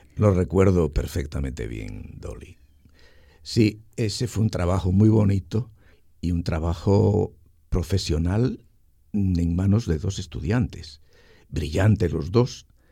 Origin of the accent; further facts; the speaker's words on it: Spain; moved away as an adult; also born or lived in Dominican Republic; now in Santiago, Dominican Republic; nos fuimos de España para toda América